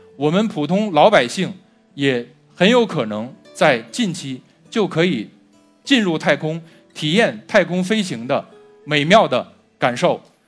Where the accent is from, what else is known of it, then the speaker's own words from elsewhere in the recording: China; 我们中国人自古就有飞天的梦想